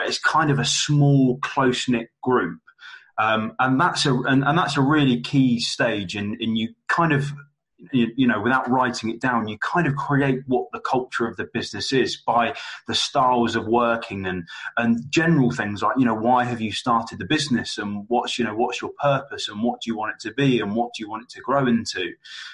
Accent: London, United Kingdom; now in Manchester, United Kingdom; I'm based in Manchester, but I'm originally from London

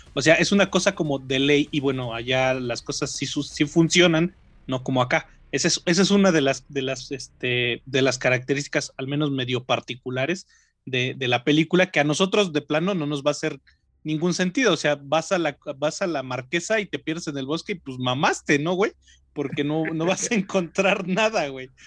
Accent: Mexico; para nosotros, como mexicanos, como latinoamericanos

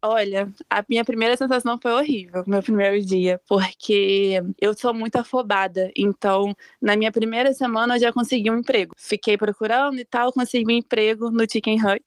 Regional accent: interior of Rio de Janeiro state, Brazil; moved away as an adult; eu sou do interior do Rio e tal, então é mais quente

